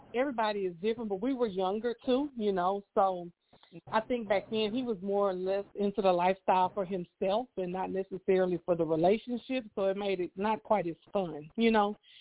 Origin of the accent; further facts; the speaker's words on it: Houston, Texas, United States; I am from Houston, Texas